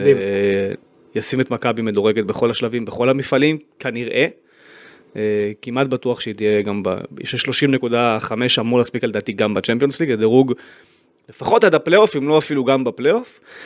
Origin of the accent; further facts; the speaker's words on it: Israel; כיהודי, כישראלי